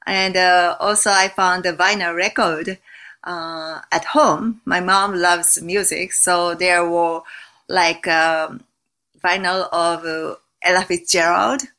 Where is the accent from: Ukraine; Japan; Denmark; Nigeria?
Japan; I was raised in Japan